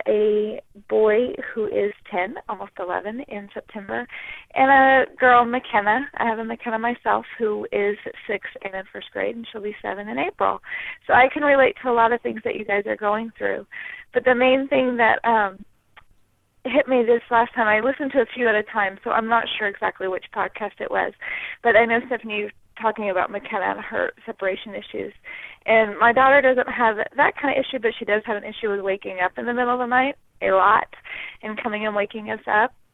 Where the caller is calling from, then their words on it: Southern California, United States; I am calling from Southern California